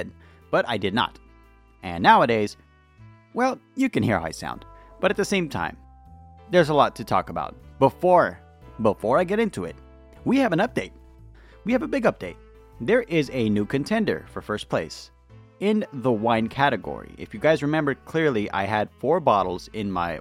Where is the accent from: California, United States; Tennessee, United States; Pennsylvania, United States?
California, United States; I'm from California